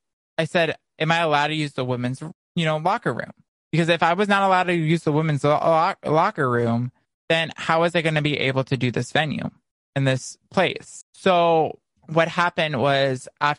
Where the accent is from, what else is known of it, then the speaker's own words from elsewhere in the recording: Naples, Florida, United States; moved away; my hometown in Naples